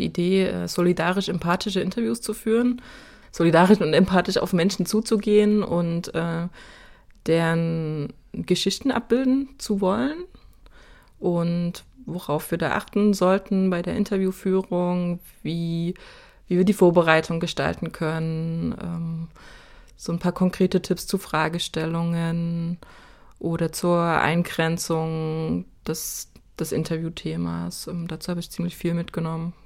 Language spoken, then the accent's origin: German; Saxony, Germany; moved away as an adult; Ich wohne seit äh, 2007 nicht mehr in Sachsen, bin, bin damals weggezogen für den ersten Job, den ich hatte